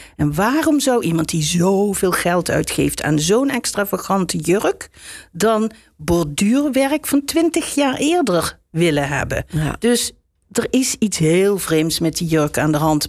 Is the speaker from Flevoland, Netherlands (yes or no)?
no; Limburg, Netherlands; moved away as an adult; also born or lived in Utrecht; Ik kom uit Limburg